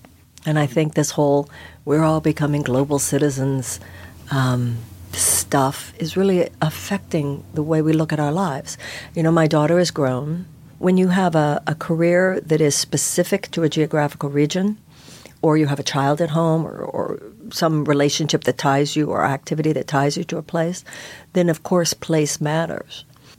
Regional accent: Houston, Texas, United States; now in New York, United States; I was born and raised in Houston

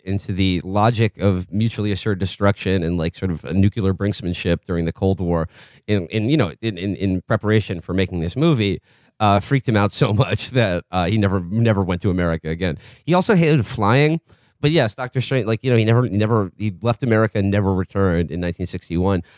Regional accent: New York, United States; as a New Yorker

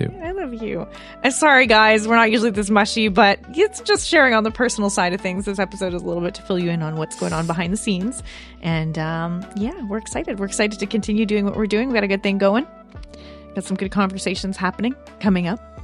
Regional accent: Canada; I feel a little underrepresented as a Canadian

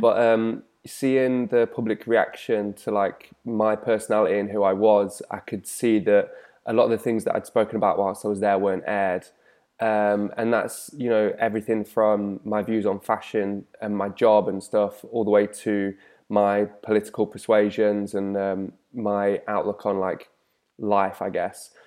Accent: the Midlands, England, United Kingdom; growing up in the Midlands

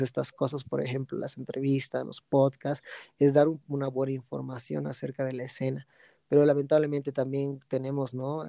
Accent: Bolivia; also born or lived in United States / Santa Cruz; no piensan que soy boliviano

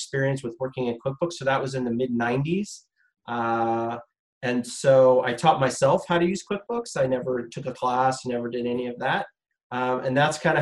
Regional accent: Los Angeles, California, United States; moved away as an adult; I grew up in Southern California in the San Fernando Valley in Sherman Oaks.

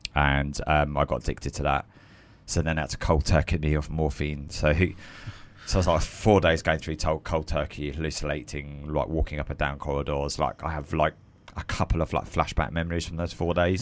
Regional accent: Croydon, London, United Kingdom; I'm a South London boy, so I was born in South London, and then my parents uh, moved just a little bit out to Croydon. So really, I'm a, a Croydon boy

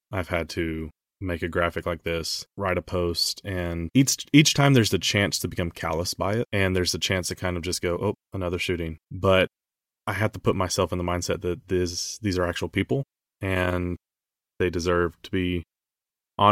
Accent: United States; as an American

